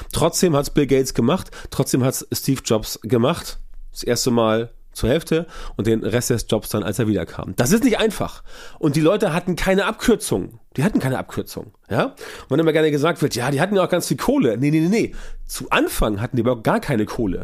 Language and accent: German; Hamburg, Germany; ich komme aus Hamburg und für uns im Norden ist alles südlich der Elbe, Süddeutschland.